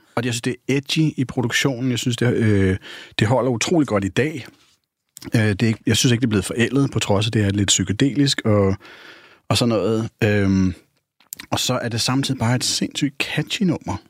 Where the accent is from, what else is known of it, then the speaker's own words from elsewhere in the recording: North Zealand, Capital Region of Denmark, Denmark; Jeg voksede op i Esbjerg, Nordsjælland, på sådan en klassisk rækkehusvej.